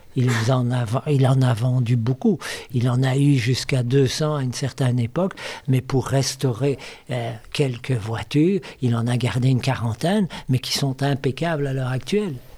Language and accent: French; Belgium; je suis belge